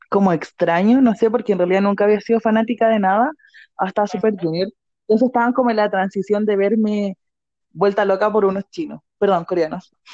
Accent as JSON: {"language": "Spanish", "town": "Santiago", "region": "Santiago Metropolitan Region", "country": "Chile", "said": "yo soy de Santiago"}